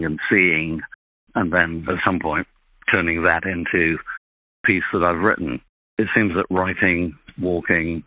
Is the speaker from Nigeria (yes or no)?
no; Sheffield, Yorkshire and the Humber, United Kingdom; I was born and brought up in Sheffield, which is an industrial city in the north of England